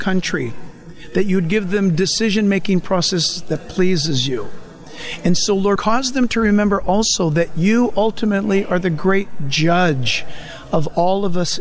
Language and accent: English; San Diego, California, United States; I happen to have been born in San Diego